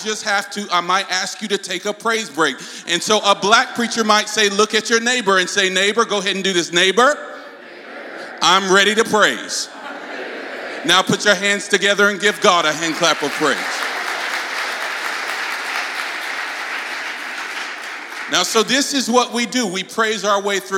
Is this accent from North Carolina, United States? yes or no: yes; North Carolina, United States; accent: southern; I'm raised in the Deep South in North Carolina